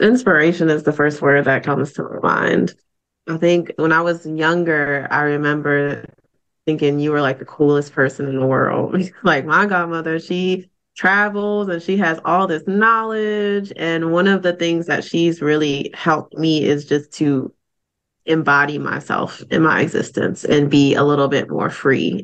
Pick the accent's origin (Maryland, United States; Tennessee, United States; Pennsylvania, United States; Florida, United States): Maryland, United States; Baltimore; now in Raleigh, United States; I actually live and work in Raleigh, North Carolina, but I was born and raised in Baltimore, Maryland